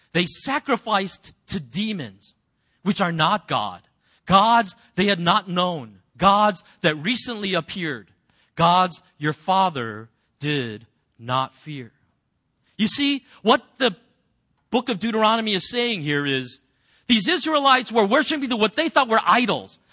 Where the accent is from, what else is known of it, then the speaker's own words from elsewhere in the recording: United States; as an American